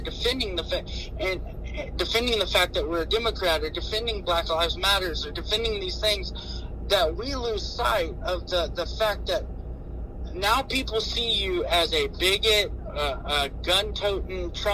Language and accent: English; United States; as an American